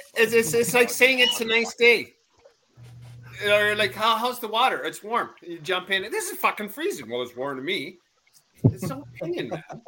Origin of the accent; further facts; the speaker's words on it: Canada; Us Canadians are humble